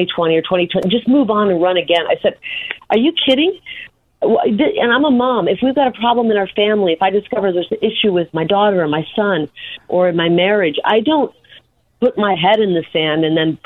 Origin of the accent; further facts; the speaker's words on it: Midwest, United States; moved away as an adult; now in Arizona, United States; I'm from the Quad Cities